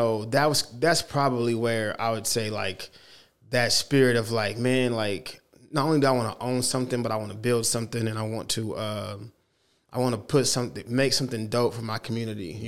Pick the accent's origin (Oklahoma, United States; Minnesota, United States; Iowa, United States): Oklahoma, United States; Oklahoma City; I'm from here. I'm from Oklahoma City.